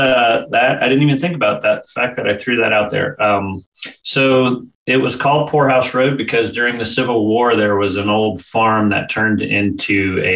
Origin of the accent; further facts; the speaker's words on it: Winchester, Virginia, United States; I was born in Winchester, Virginia, little town right up in the northern tip, about 70, 75 miles west of DC. Pretty standard, born in 1971. So pretty standard, young kid in the '70s